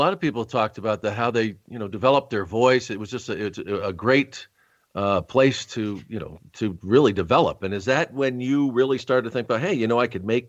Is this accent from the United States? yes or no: yes; Rochester, New York, United States; born there; if they think I was born in Phoenix when I was actually born in Rochester, New York.